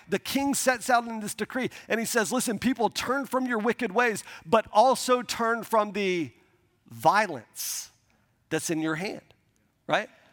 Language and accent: English; Milton, Florida, United States; we grew up in the Panhandle of Florida, uh, outside of Pensacola, um, a, a small town called Milton, Florida